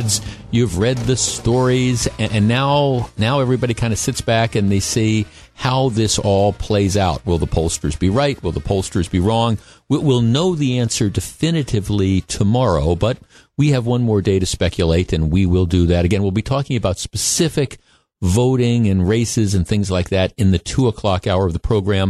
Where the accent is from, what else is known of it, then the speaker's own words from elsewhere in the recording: Glendale, Wisconsin, United States; I grew up in Glendale, Wisconsin, and when I was a kid, the local elementary school, the elementary school that I went to, was the place where people went to vote